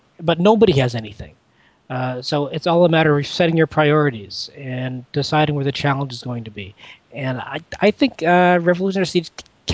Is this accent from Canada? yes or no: yes; Canada; I'm a Canadian